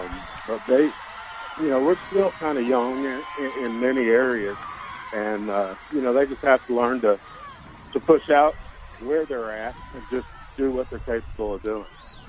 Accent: Jacksonville, Arkansas, United States; In Jacksonville.

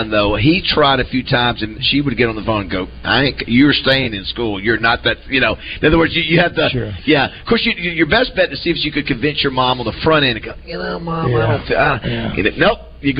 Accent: Panama City, Florida, United States; moved away; when I grew up in Panama City

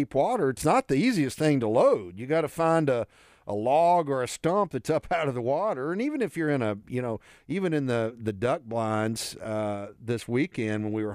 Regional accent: Pine Bluff, Arkansas, United States; a guy that I grew up with in Pine Bluff

